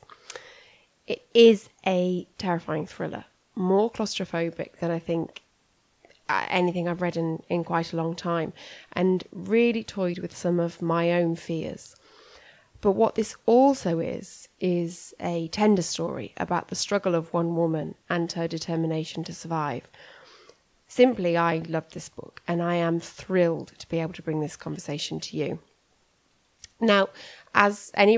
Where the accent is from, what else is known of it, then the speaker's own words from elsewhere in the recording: United Kingdom; moved away; As a British person living abroad